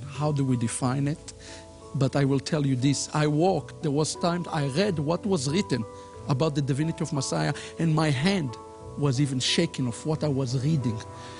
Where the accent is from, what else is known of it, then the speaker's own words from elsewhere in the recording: Israel; I was raised up in Israel in traditional normative Judaism.